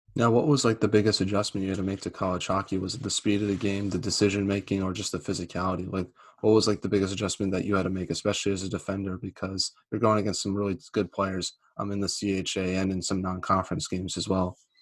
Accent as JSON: {"language": "English", "region": "New England", "country": "United States", "said": "I'm from the New England area"}